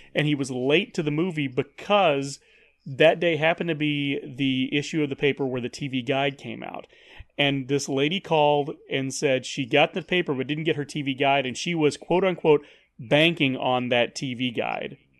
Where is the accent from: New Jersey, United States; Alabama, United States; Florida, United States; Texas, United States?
Texas, United States; Paris; moved away; I was still living in my hometown, Paris, Texas, the second largest Paris in the world.